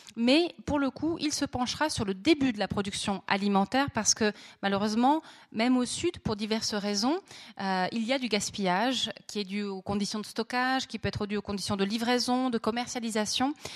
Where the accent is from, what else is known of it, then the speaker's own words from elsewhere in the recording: Monthey, Valais, Switzerland; j'ai grandi à Monté